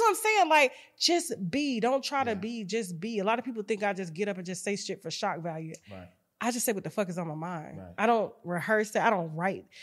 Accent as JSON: {"language": "English", "town": "Panama City", "region": "Florida", "country": "United States", "tie": "born or raised there", "said": "growing up in Panama City, Florida"}